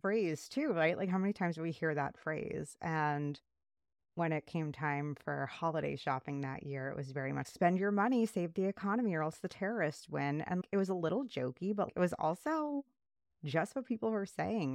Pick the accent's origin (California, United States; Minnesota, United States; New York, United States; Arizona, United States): New York, United States; New York City; I grew up in New York City